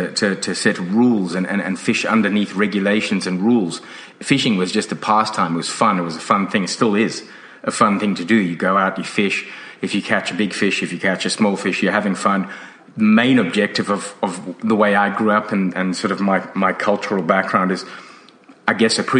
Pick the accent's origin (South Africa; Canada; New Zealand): South Africa; now in Australia; When I grew up in South Africa